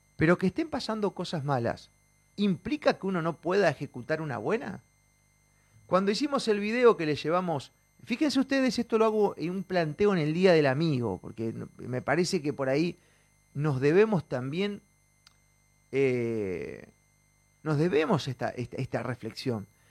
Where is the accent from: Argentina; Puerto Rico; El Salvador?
Argentina; somos argentinos